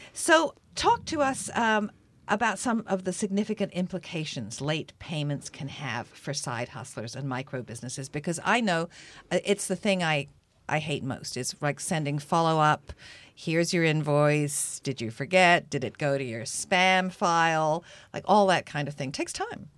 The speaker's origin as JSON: {"language": "English", "region": "England", "country": "United Kingdom", "tie": "born or raised there", "moved": "yes", "lives_now": "Canada", "said": "I grew up watching it when I was growing up in England."}